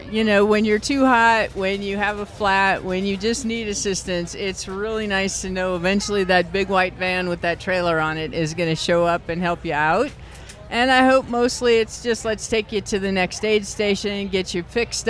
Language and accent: English; Iowa, United States; I grew up in Iowa, so I've ridden a lot of Iowa hills